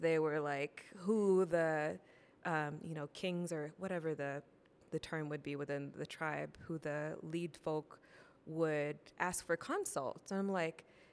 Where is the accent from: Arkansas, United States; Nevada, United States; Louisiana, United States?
Louisiana, United States; Columbia; also born or lived in Yokosuka, Japan; then we moved from Yokosuka to Columbia, Louisiana, and moved in with my grandma